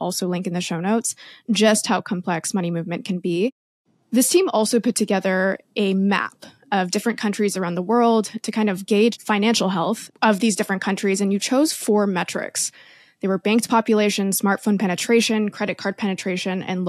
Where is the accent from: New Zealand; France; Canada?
Canada; we're both Canadian.